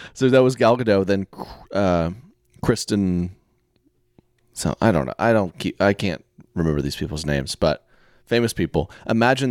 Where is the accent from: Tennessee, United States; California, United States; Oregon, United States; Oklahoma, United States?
Oklahoma, United States; I'm from Oklahoma